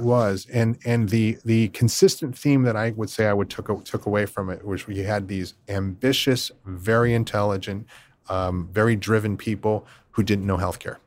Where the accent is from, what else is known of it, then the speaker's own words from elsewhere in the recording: Philadelphia area, Pennsylvania, United States; I grew up just outside the Philadelphia area